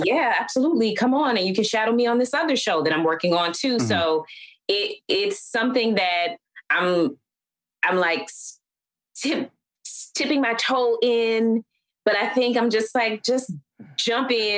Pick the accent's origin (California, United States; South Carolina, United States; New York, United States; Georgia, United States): Georgia, United States; Atlanta; growing up in Atlanta uh, is hot